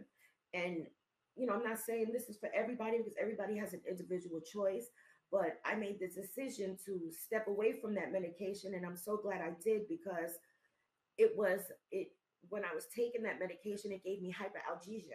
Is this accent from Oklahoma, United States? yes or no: no; New York City, New York, United States; I'm from New York City. We're from the Bronx.